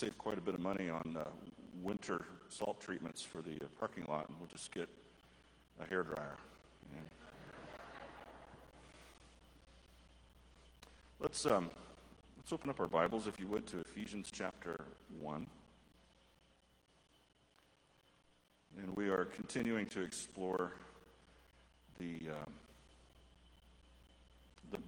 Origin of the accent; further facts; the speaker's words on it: United States; I grew up just north of the Mexican border.